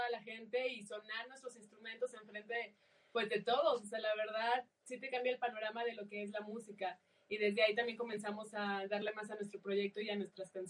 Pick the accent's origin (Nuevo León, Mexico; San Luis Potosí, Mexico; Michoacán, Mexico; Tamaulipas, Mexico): San Luis Potosí, Mexico; San Luis Potosí, la capital.